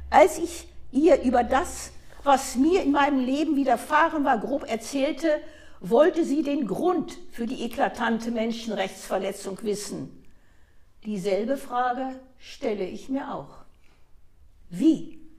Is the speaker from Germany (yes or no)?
no; Eritrea; Und ich komme von dort, aus Eritrea.